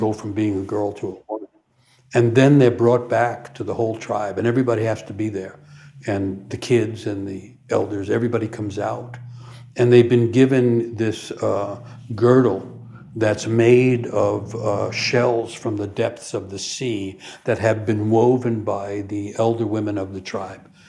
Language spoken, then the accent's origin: English; New York City, New York, United States; forlorn kid growing up in New York City